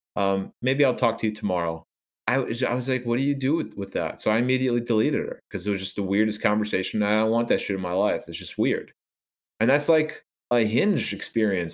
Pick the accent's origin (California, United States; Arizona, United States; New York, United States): New York, United States; I am a New Yorker